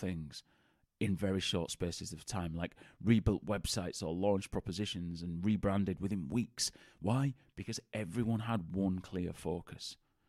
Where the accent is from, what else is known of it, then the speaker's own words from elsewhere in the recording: Bradford, Yorkshire and the Humber, United Kingdom; accent: Bradford; of the Bradford accent. As many people think I'm a Geordie, which isn't the case. If you actually go to Newcastle, nobody sounds like me. But I get, are you a Geordie? Where are you from? But we both grew up in Bradford.